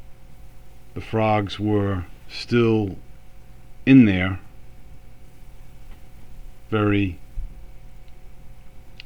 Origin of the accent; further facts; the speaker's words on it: United States; also born or lived in Florence, Italy; as an American